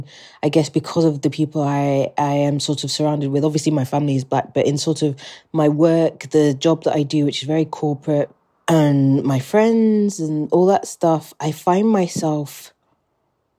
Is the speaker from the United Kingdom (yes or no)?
yes; England, United Kingdom; accent: British; where I grew up, which was predominantly white neighbourhoods in England